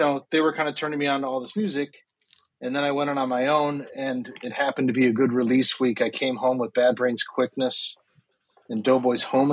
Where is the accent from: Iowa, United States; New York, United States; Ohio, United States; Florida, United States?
New York, United States; Rochester; moved away as an adult; also born or lived in Maryland; now in Brooklyn, United States; I'm from Rochester, New York originally